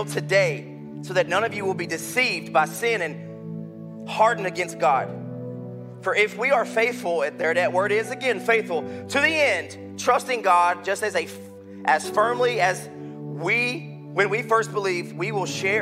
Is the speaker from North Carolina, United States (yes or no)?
yes; North Carolina, United States; I'm from North Carolina